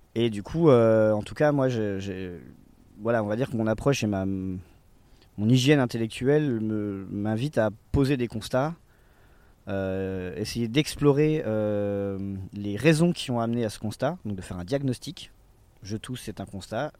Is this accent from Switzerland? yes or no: no; Besançon, Bourgogne-Franche-Comté, France; now in Saint-Denis-sur-Coise, France; je suis né à Besançon, j'ai 37 ans